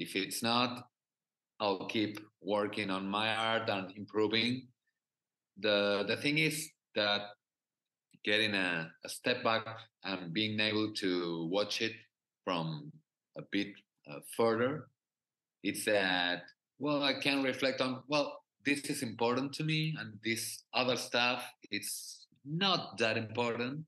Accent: Argentina; English is a second language; I'm from Argentina

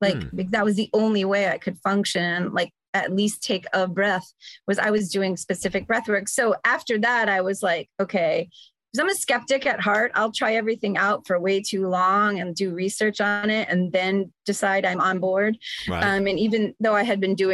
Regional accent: New York, United States; moved away as an adult; now in Arizona, United States; I'm from New York

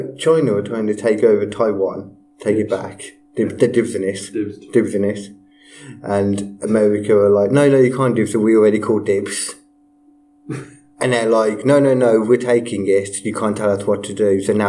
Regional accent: Liverpool, North West England, United Kingdom; I'm from Liverpool, I am.

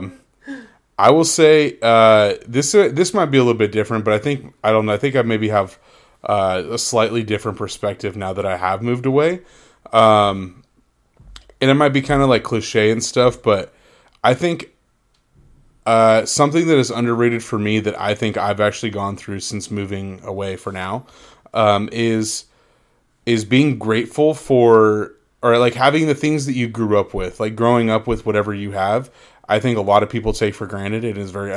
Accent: Anaheim, California, United States; moved away; I just grew up down the street from Disneyland

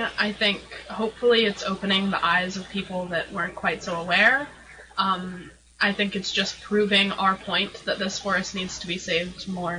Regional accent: Mendocino County, California, United States; I grew up here in Mendocino County.

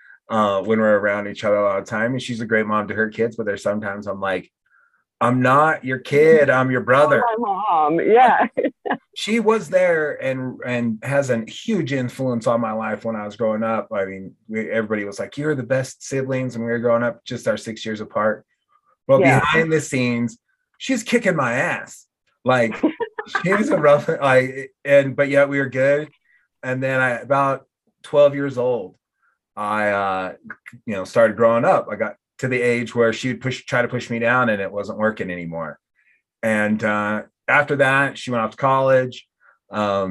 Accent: suburb of Portland, Oregon, United States; now in Laramie, United States; I'm from a suburb of Portland, Oregon.

